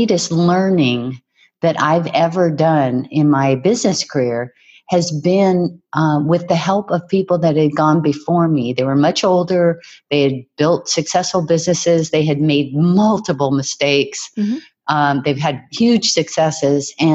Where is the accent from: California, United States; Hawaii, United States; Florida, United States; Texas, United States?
Hawaii, United States; our beach where I was raised in Hawaii